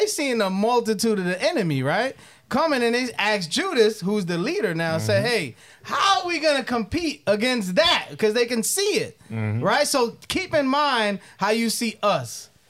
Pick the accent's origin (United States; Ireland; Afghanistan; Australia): United States; upstate New York; I'm from New York, upstate New York.